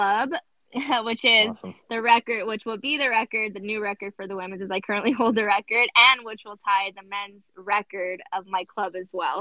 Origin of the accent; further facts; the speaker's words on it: La Puente, California, United States; now in San Diego, United States; I'm originally from La Puente, California